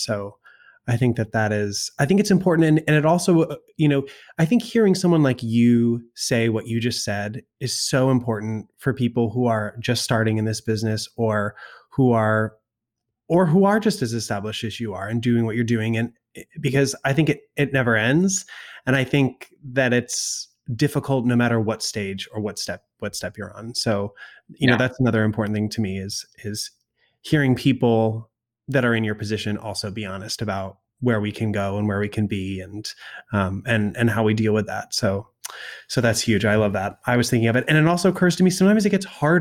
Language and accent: English; the Berkshires, Western Massachusetts, United States; I grew up in Western Mass, kind of in the Berkshires